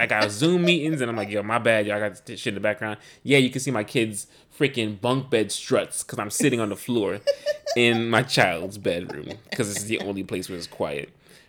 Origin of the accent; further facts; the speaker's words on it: New York, United States; Because we're from New York